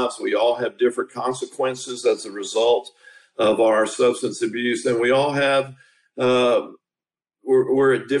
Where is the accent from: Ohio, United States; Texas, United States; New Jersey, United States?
Texas, United States; Tyler; moved away as an adult; also born or lived in West Palm Beach, Florida / Tampa, Florida; I was born in Tyler, Texas